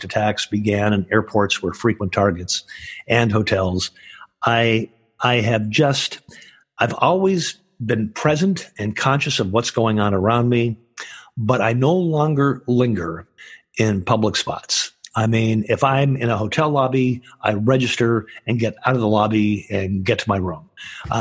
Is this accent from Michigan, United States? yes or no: yes; Michigan, United States; now in California, United States; that's where I'm originally from